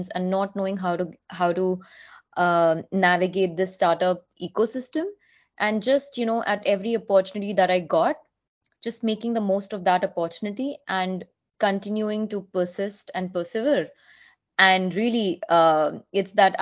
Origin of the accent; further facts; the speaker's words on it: Mumbai, Maharashtra, India; English is a second language; moved away as an adult; now in Silicon Valley, United States; I was originally born and brought up in Mumbai, in India.